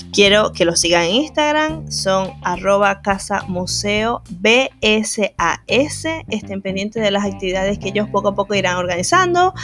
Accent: Maracaibo, Zulia, Venezuela; accent: Maracucho; now in Argentina; estoy muy acostumbrada a hablar en maracucho, eh, eso que ustedes acaban de escuchar, el vos sabéis, vos podéis y vos te lo compráis, es la forma en que hablamos en Maracaibo

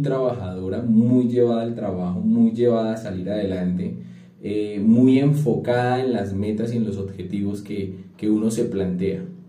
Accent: a town near Bogotá, Cundinamarca, Colombia; nací en un pueblo muy cerca a Bogotá, pero sí sigue siendo pueblo, ¿verdad? donde todo mundo se conocía con todo mundo

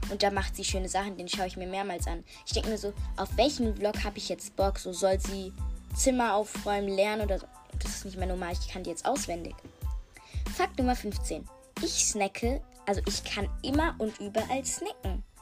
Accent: Germany; born there; Äh, ja, und ich bin auch, also ich bin in Deutschland geboren.

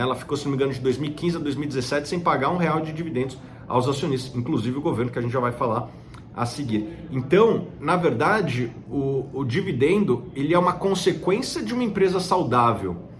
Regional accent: Brazil; como brasileiro, como acionista de Petrobras

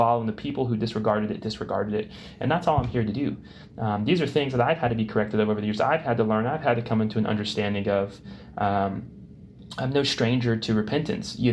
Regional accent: United States

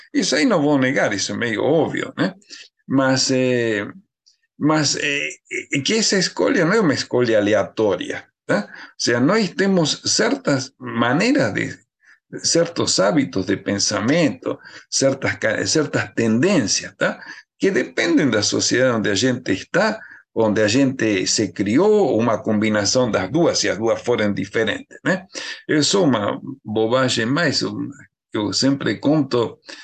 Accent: Argentina; accent: Argentine; Portuguese is a second language; moved away as an adult; now in Brazil; pelo sotaque deve dar para ver que eu sou argentino, né? Eu estava na Argentina estudando biologia

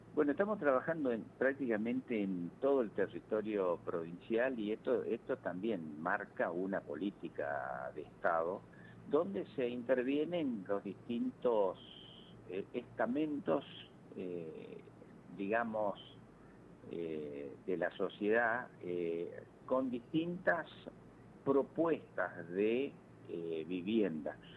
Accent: Malabrigo, Santa Fe, Argentina; now in Santa Fe, Argentina; yo soy de Malabrigo

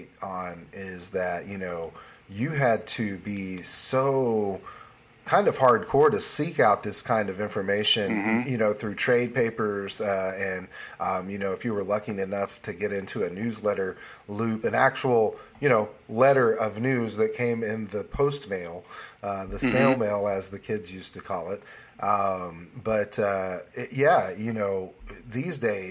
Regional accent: Morrilton, Arkansas, United States; moved away; also born or lived in Plumerville, Arkansas; My birth town, my home, my birthplace, Morrilton itself is small

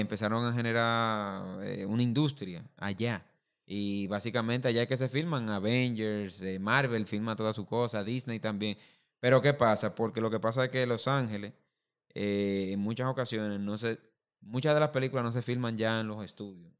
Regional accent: Dominican Republic; nosotros como dominicanos

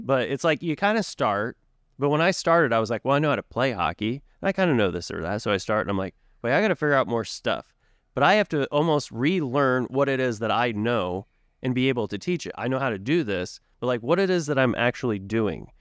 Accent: Tulsa, Oklahoma, United States; moved away as an adult; as I was growing up in Tulsa

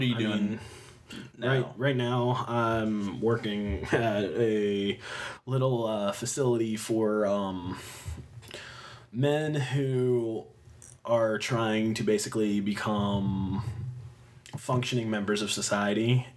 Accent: Fredonia, Pennsylvania, United States; I grew up in Fredonia

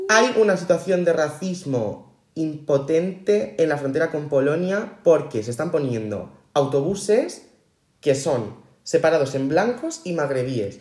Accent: Spain; somos españoles

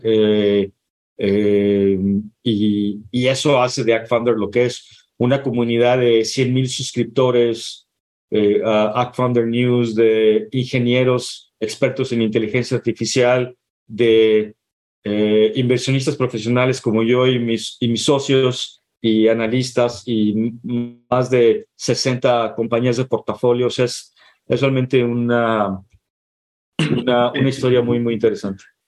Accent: Guadalajara, Jalisco, Mexico; moved away as an adult; now in San Francisco, United States; Yo soy, yo soy mexicano, yo soy de, de Guadalajara

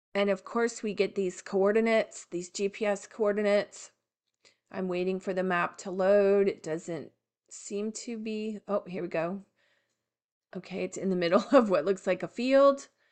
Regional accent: Florida, United States; I am from Florida

